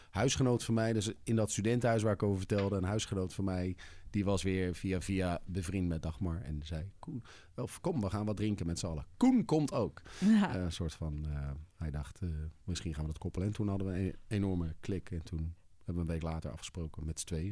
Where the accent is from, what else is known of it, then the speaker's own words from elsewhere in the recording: Leusden, Utrecht, Netherlands; also born or lived in Amsterdam; now in Amersfoort, Netherlands; ik ben opgegroeid in Leusden, vlakbij Amersfoort.